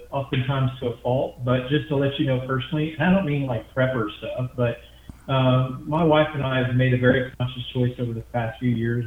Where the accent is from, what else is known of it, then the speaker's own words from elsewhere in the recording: Midwest, United States; I was raised in the Midwest, but I consider myself a Southerner. My roots are Southern